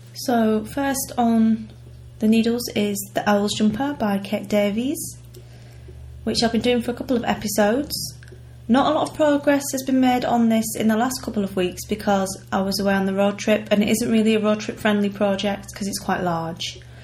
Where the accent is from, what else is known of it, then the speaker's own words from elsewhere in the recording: United Kingdom; we're British